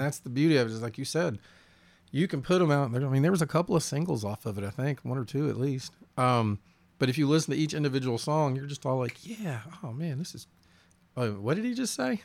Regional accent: the South, United States; as a Southerner

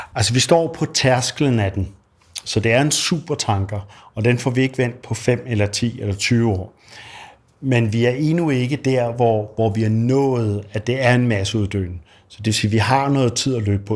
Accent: Denmark; som dansker

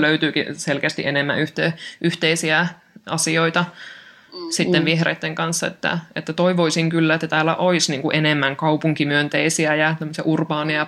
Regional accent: Oulu, North Ostrobothnia, Finland; meillä Oulussa täällä insinöörikaupungissa

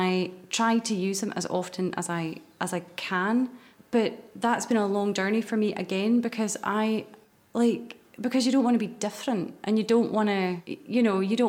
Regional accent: Moray, Scotland, United Kingdom; I'm from Murray, so there wasn't like a theatre there

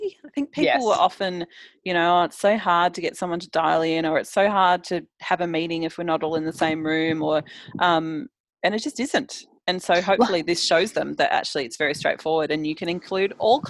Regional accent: Adelaide, South Australia, Australia; born there; well, I was born in Adelaide in 1982.

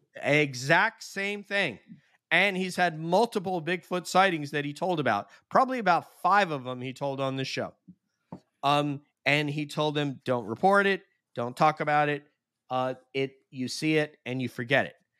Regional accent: Sullivan County, New York, United States; I'm from Sullivan County, New York

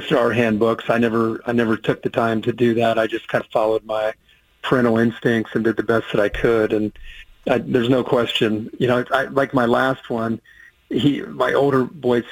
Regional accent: Midwest, United States; where I grew up in the Midwest

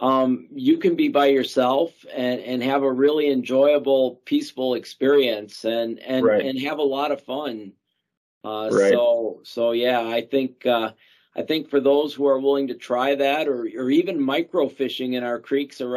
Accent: Chicago, Illinois, United States; now in South Dakota, United States; growing up in the Chicago area

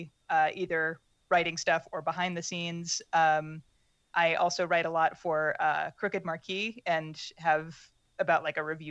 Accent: Pittsburg, Kansas, United States; I grew up mostly in Pittsburgh, Kansas, in like small town southeast Kansas.

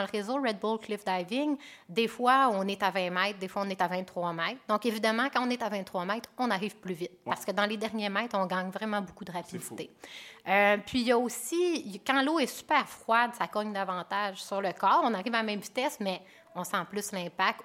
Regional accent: Alma and Arvida, Quebec, Canada; also born or lived in Chicoutimi, Quebec; moi, je suis native de Chicoutimi, puis j'ai grandi à Alma et à Arvida

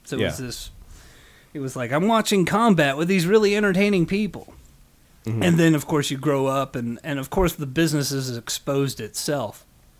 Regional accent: Las Vegas, Nevada, United States; also born or lived in England; But raised in Las Vegas.

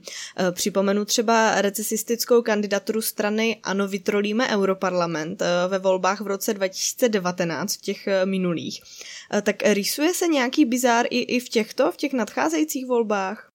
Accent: Czechia; já jako Češka

